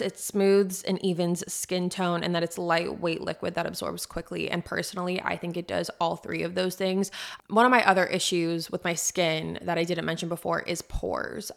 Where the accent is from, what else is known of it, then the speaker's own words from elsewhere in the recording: San Diego, California, United States; now in Nashville, United States; I'm from San Diego